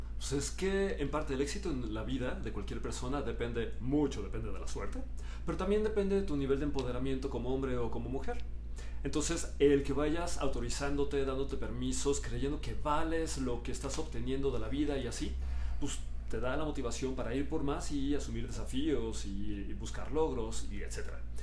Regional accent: Mexico; Mi identidad es que yo soy mexicano

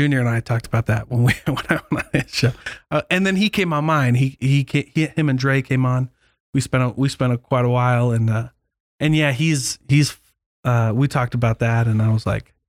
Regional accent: Keokuk, Iowa, United States; I had people in my ward growing up in Keokuk who would go out like in between, like I'm LDS.

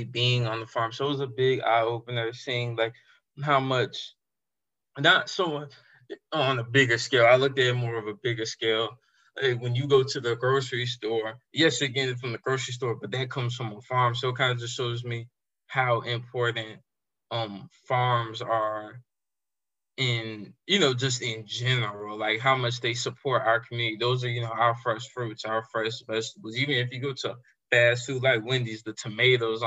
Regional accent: Raleigh, North Carolina, United States; I'm from Raleigh, so it's not really too many farms and stuff that I see

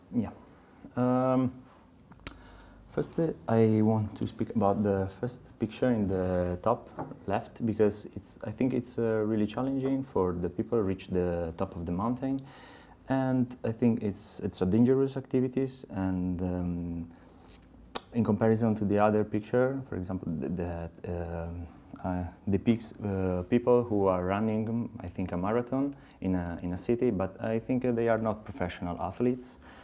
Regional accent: Pisa, Tuscany, Italy; English is a second language; I'm from Italy, in Pisa. I live in Pisa.

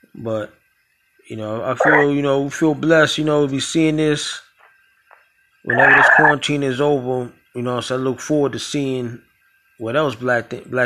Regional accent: New York City, New York, United States; now in Tampa, United States; I'm born and raised up there in Brooklyn

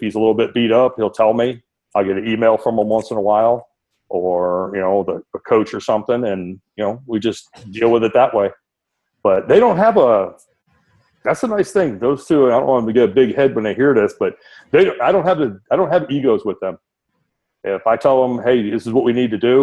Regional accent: Detroit, Michigan, United States; now in Cypress, United States; growing up in Detroit

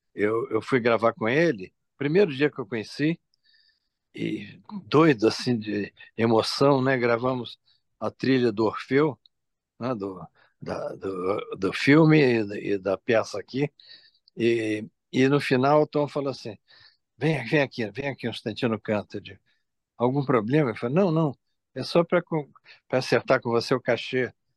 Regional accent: Espírito Santo, Brazil; sou do Espírito Santo

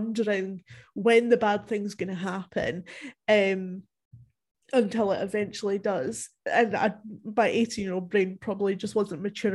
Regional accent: Dumfries and Galloway, Scotland, United Kingdom; it's actually mostly filmed in the area that I grew up in Scotland

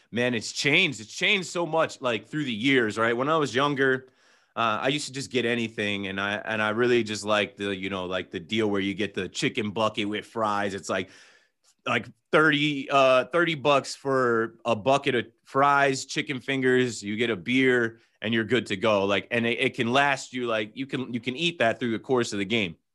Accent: New Jersey, United States; I'm from Jersey

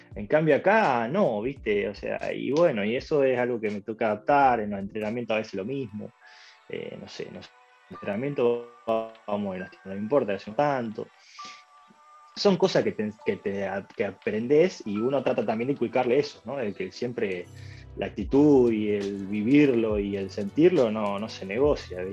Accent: Argentina; moved away as an adult; now in Gibraltar; somos nosotros los argentinos

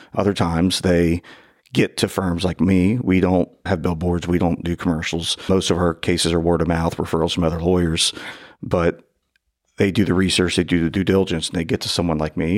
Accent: northern Kentucky, United States; born or raised there

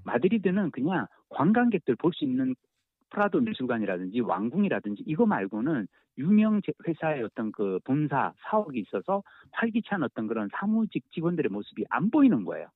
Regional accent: South Korea; 한국에서 왔다

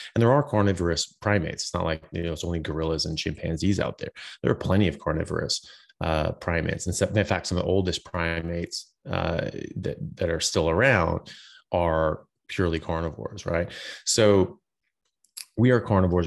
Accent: United States; now in Australia; I'm an American doctor. I'm pr, currently practicing in Australia

